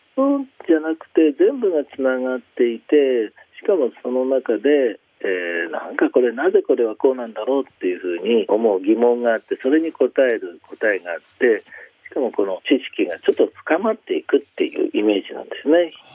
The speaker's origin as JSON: {"language": "Japanese", "region": "Shizuoka", "country": "Japan", "tie": "born or raised there", "said": "僕は静岡市の出身なんで"}